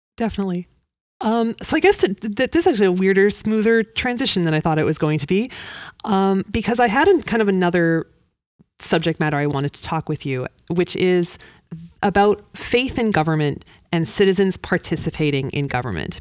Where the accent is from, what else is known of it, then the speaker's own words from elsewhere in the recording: Vancouver, British Columbia, Canada; moved away as an adult; now in Moncton, Canada; I'm from Vancouver originally